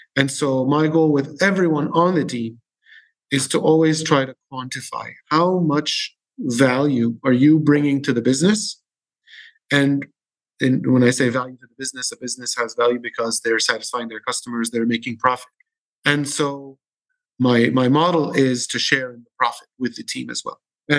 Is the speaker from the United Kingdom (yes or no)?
no; Syria; now in Dubai, United Arab Emirates; I'm from Syria